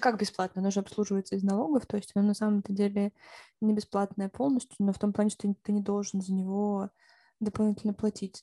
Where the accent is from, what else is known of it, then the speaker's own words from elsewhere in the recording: Siberia, Russia; moved away; also born or lived in Finland; я еще из Сибири